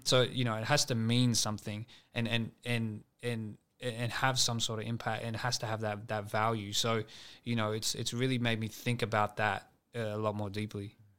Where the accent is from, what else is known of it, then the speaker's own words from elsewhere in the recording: Sydney, New South Wales, Australia; I'm from West Sydney